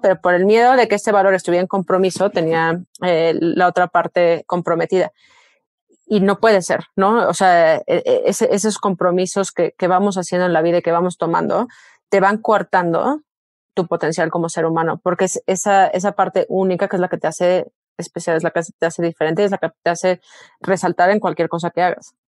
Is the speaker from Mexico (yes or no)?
yes; Mexico; moved away as an adult; como mexicanos